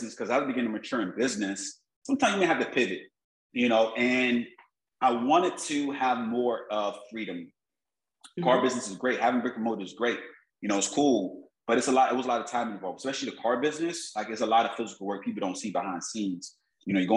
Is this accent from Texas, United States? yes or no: no; Miami, Florida, United States; I grew up in Miami, South Florida